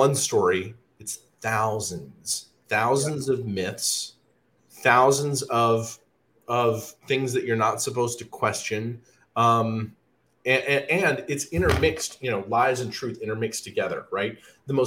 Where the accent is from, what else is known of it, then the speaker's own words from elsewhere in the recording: Alabama, United States; I grew up in Alabama